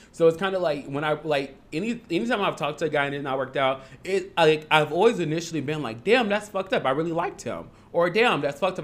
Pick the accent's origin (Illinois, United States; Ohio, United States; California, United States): Illinois, United States; Harvey; also born or lived in Logan Square, Chicago; I'm from Harvey, but I, then I moved